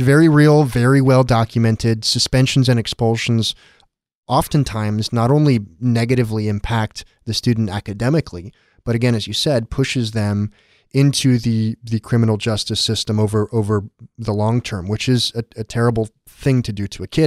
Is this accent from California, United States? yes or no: yes; San Diego, California, United States; I grew up in San Diego.